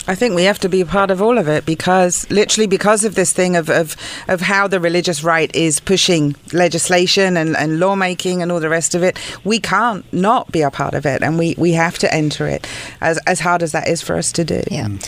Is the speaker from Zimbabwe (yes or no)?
no; United Kingdom; moved away as an adult; now in United States; I'm British, so coming from a country where church and state are not separate